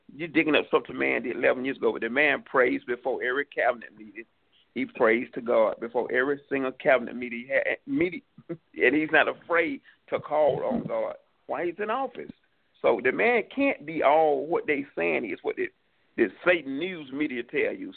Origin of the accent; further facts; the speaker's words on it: New York City, New York, United States; also born or lived in Atlanta, Georgia; I'm originally from New York. I came back to New York City.